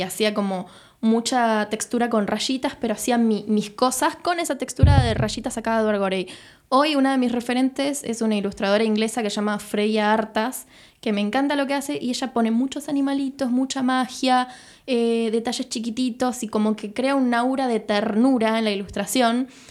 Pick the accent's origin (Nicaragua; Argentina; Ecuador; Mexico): Argentina; Rosario, Santa Fe; soy de Rosario y quiero, quiero trabajar con cosas de Rosario